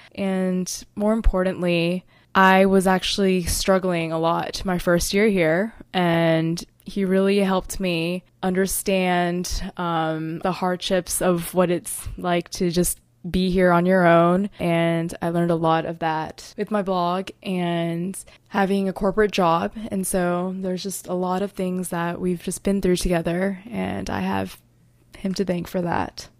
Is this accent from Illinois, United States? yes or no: no; Fayetteville, North Carolina, United States; moved away as an adult; also born or lived in Texas; now in New York City, United States; I was born in Texas, but I was raised in Fayetteville, North Carolina.